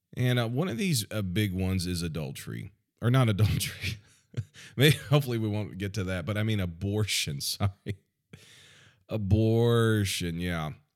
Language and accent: English; United States; I'm, I'm American.